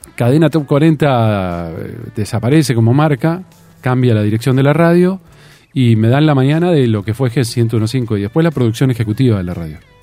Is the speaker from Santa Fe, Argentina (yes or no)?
no; Tandil, Buenos Aires Province, Argentina; also born or lived in Mar del Plata; yo me crié en Tandil, nací en Mar del Plata, pero me crié en Tandil